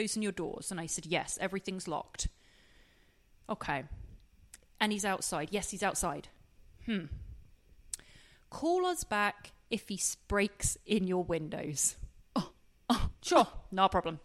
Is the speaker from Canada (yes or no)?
no; England, United Kingdom; I'm English